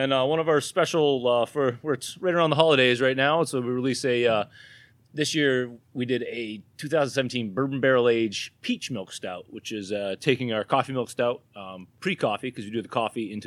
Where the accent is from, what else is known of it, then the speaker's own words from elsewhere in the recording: New Hampshire, United States; accent: New Hampshire; My New Hampshire accent